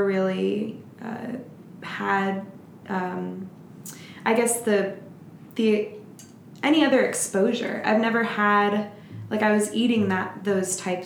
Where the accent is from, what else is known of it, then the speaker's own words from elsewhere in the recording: Florida, United States; now in Portland, United States; Growing up in Florida